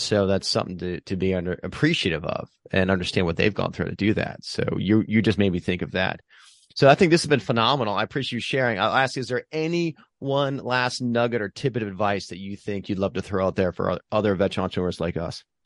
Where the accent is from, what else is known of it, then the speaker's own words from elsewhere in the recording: Pennsylvania, United States; now in Hermosa Beach, United States; I'm from Pennsylvania